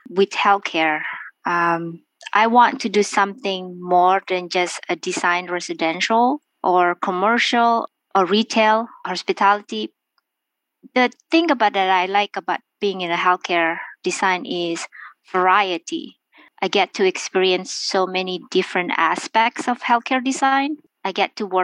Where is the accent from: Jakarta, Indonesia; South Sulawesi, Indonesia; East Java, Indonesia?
South Sulawesi, Indonesia; Makassar; moved away as an adult; also born or lived in Seattle, Washington / Savannah, Georgia; now in New York, United States; I was born in Makassar on the island of Sulawesi in Indonesia. I came to United States in 1994 for college